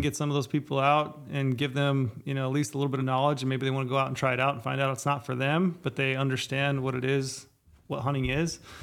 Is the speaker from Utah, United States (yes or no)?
yes; Southern Utah, United States; I grew up in Southern Utah